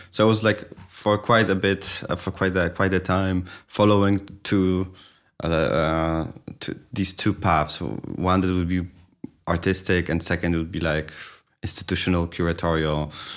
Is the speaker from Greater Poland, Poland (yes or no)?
yes; Poznań, Greater Poland, Poland; moved away; also born or lived in Kraków; it's my hometown